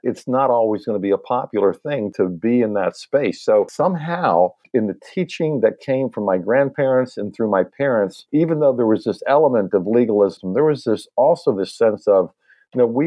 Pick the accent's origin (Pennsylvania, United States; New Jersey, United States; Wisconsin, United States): Pennsylvania, United States; Lancaster County; now in Nashville, United States; I grew up in Lancaster County, Pennsylvania